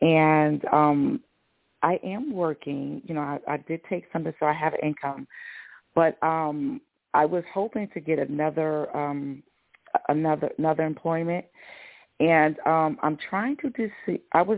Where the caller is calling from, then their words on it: Georgia, United States; Hi, this is …. I'm in Georgia.